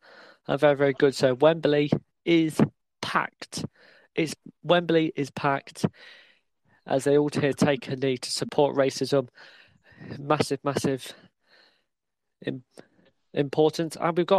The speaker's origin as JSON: {"language": "English", "country": "Ireland", "said": "Yeah, definitely, and obviously, you know, I'm Irish as well."}